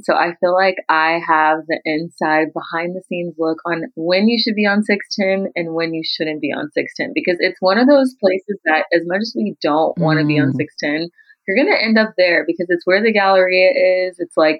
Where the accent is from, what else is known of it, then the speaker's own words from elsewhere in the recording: Houston, Texas, United States; Even though I'm from Houston